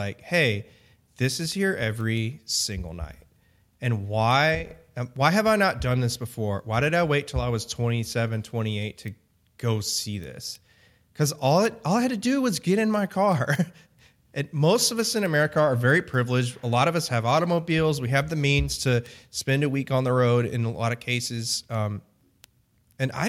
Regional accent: Tennessee, United States; I was born in Tennessee

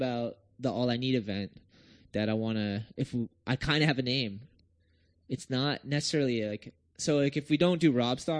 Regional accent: Raymond, New Hampshire, United States; moved away; also born or lived in Massachusetts; I wasn't born in New Hampshire. I was born in Mass, but like, I lived in the trailer park in New Hampshire. Raymond, New Hampshire.

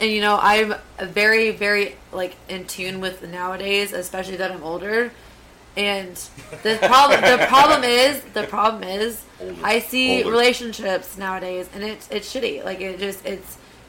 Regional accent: Galveston, Texas, United States; Galveston, Texas.

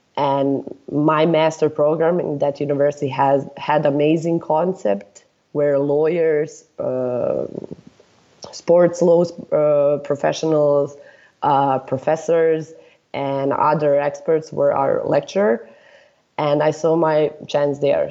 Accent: Serbia; I'm from Serbia

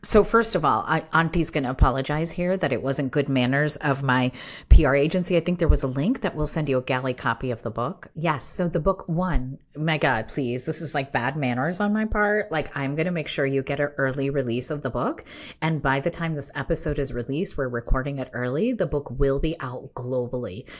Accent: United States; I was raised here in the United States

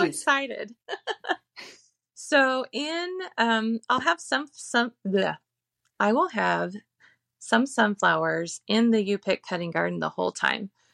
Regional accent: Phoenix, Arizona, United States; now in Cashton, United States; I grew up in the desert, I grew up in the Phoenix area

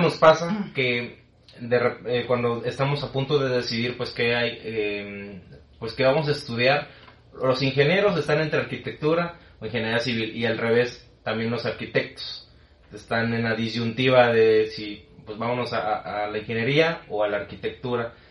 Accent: Tabasco, Mexico; also born or lived in Mexico City; now in Monterrey, Mexico; Yo vengo de Tabasco

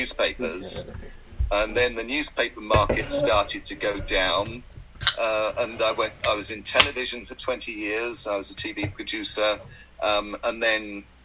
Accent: England, United Kingdom; we're English

